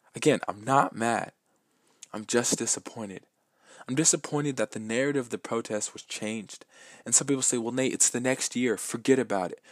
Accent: Lakewood, Washington, United States; I was born in Lakewood, Washington, in the United States. I am from here

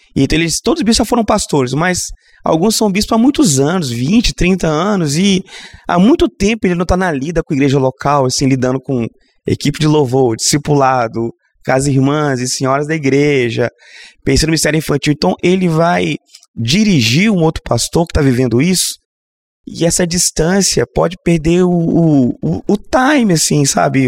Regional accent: Governador Valadares, Minas Gerais, Brazil; now in Vitória, Brazil; eu sou de Valadares, Minas Gerais, então eu sou mineiro, então tô sempre em casa aqui

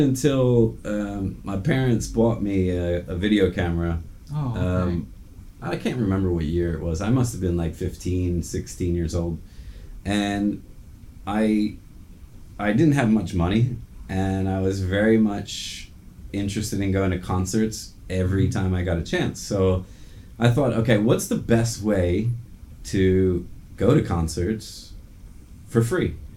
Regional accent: New Jersey, United States; moved away; also born or lived in Qatar; I was born and raised in New Jersey, which is just about 2 hours south of New York

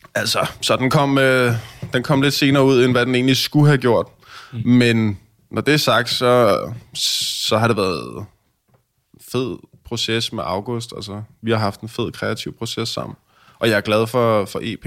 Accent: Hillerød, Capital Region of Denmark, Denmark; jeg er fra Hillerødder

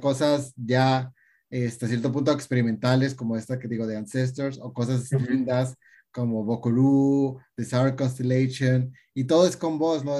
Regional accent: Tijuana, Baja California, Mexico; soy de Tijuana

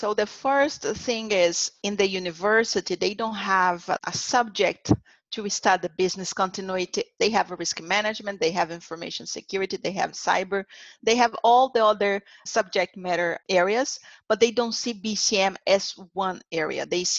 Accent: Brazil; English is a second language; I also had experience in Latin America. It was my first place. I came from Brazil, so Brazil, Latin America, now Americas.

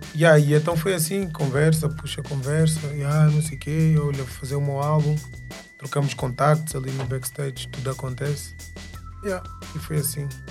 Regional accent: Angola; sou angolano com muito orgulho

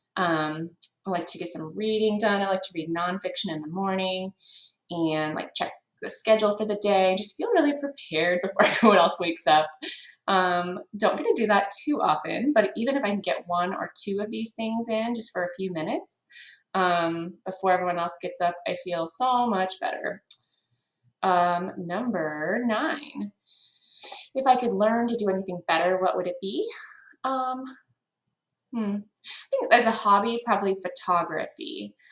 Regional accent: Grand Island, Nebraska, United States; moved away as an adult; I was born in Grand Island, Nebraska, right in the middle of the state, about population of 40,000. Um, lived there until I was 18 years old

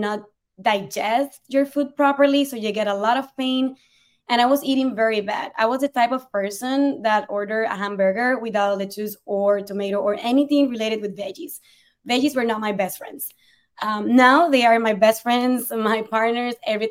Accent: Puerto Rico; English is a second language; moved away as an adult; also born or lived in Spain / Ireland; now in New York City, United States; being born and raised in Puerto Rico, a beautiful island in the Caribbean

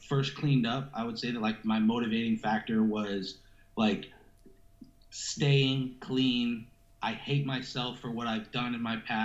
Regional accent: Stratham, New Hampshire, United States; moved away as an adult; also born or lived in Worcester, Massachusetts; now in Ohio, United States; I grew up in Stratham, New Hampshire

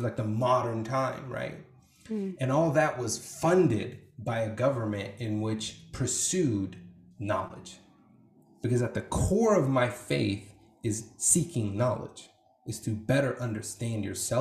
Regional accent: Iraq; moved away; I can't say I'm from Iraq.

